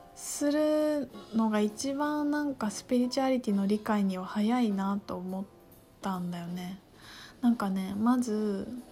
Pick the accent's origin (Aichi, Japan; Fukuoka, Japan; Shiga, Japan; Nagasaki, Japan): Aichi, Japan; Tokyo and; 私育ちが愛、まあ、東京と愛知で育って